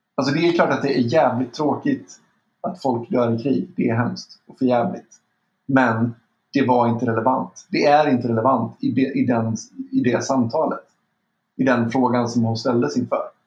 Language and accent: Swedish; Sweden; Vi har någonting med oss historiskt mm. som svenskar som är extremt fördelaktigt